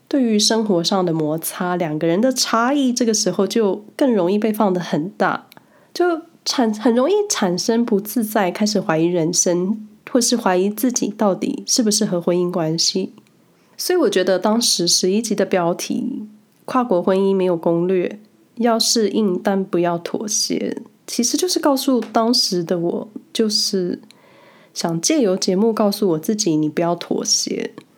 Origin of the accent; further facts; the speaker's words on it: Taiwan; moved away as an adult; also born or lived in Hsinchu, Taiwan / Taipei, Taiwan; now in Switzerland; 我一直就是在台湾走跳，最远的班加距离了不起就是新竹到台北，然后直接从台湾搬到瑞士